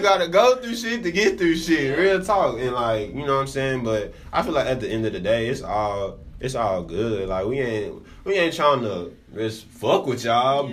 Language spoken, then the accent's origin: English; Dallas, Texas, United States; I'm from Dallas. I'm straight out of Dallas